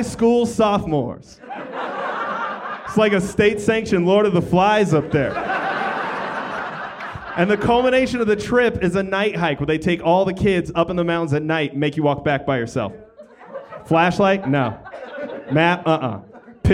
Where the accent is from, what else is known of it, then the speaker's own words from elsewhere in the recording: Colorado, United States; moved away as an adult; now in Los Angeles, United States; my home state of Colorado